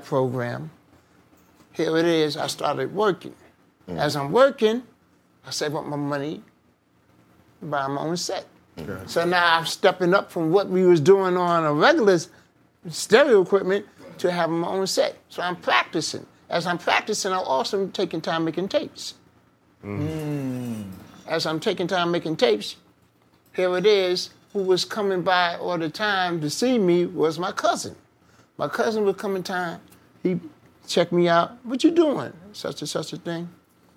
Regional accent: New York City, New York, United States; also born or lived in Bronx; I'm from Harlem, I was staying up hanging in the Bronx all the time

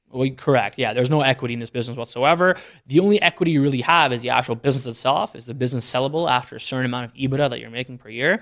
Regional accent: Canada; moved away as an adult; also born or lived in Philadelphia, United States / Detroit, United States; now in Dallas, United States; I grew up in Canada pretty much my whole life

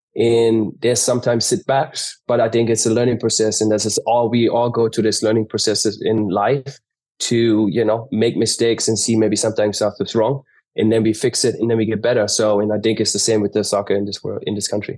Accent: Germany; moved away; I grew up in Germany, but ha, a German mom, but had a American dad who was not around

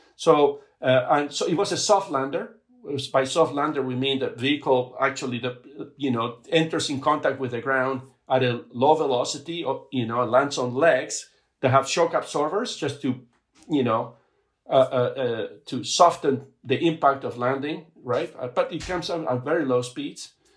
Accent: Buenos Aires, Argentina; also born or lived in Patagonia, Argentina; now in United States; I grew up in Argentina

